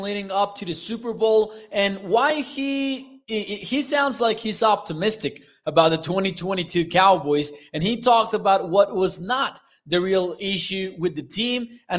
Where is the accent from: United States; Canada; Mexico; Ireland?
Mexico; I'm from Mexico